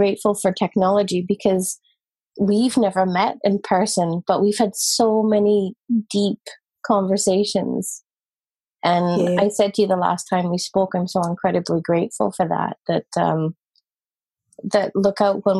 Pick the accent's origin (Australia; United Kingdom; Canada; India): United Kingdom; Scotland; I'm from Scotland